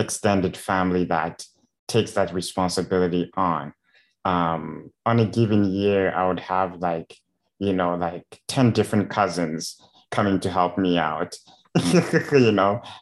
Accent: Zimbabwe; Growing up in Zimbabwe, there's almost zero resources available for people with disabilities.

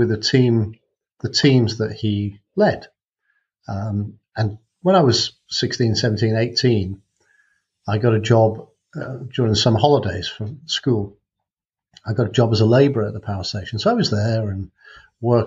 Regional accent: North Wales, United Kingdom; also born or lived in Macclesfield; I was born in Macclesfield, but I was only there till I was three. And grew up in North Wales

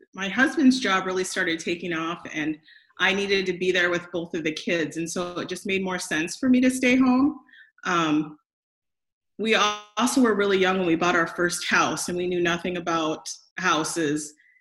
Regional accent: Grand Island, Nebraska, United States; I grew up in Grand Island, Nebraska

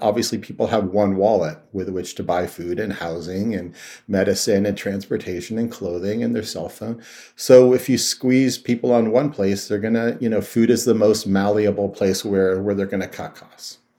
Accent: Youngstown, Ohio, United States; I grew up in Youngstown, Ohio, which was one of the epicenters of the steel industry

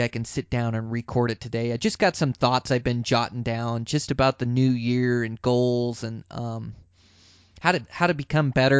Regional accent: Montana, United States; my home state of Montana here

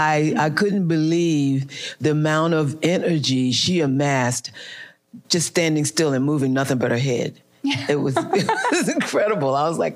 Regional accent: Newark, New Jersey, United States; moved away; It was somewhere in Newark. Okay. In my hometown.

